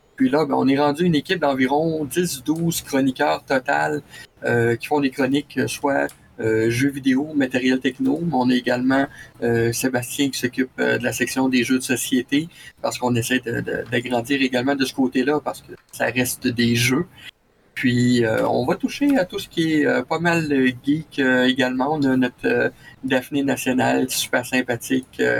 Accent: Quebec City, Quebec, Canada; Basé à Québec, euh, dans ma ville natale

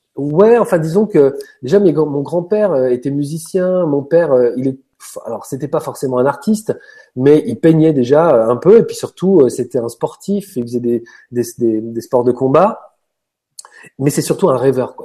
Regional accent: Paris suburbs, Île-de-France, France; Je viens d'une banlieue parisienne où il n'y a pas de place pour, euh, pour l'air

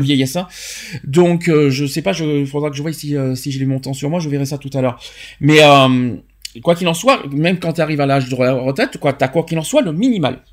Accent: France; chez nous en France

